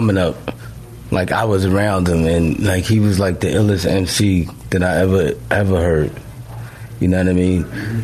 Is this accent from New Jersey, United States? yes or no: no; New York City, New York, United States; I grew up around all